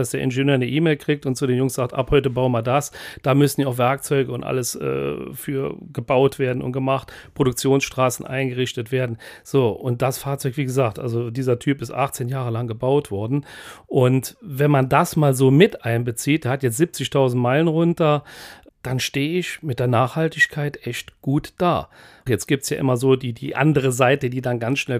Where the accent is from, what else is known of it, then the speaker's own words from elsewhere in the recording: Pluwig, Rhineland-Palatinate, Germany; born there; Ja, Pluwig, genau.